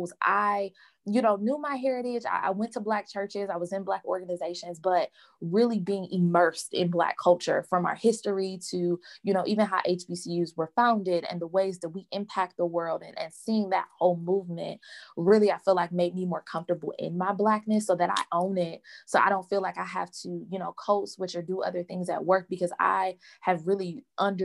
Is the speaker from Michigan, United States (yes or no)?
yes; Detroit, Michigan, United States; I was born and raised in Detroit, Michigan. Loved it. I'm a D-town girl